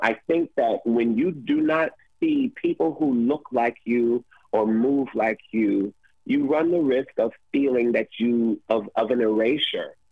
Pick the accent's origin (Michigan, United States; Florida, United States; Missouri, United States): Michigan, United States; Detroit; I'm originally from Detroit, Michigan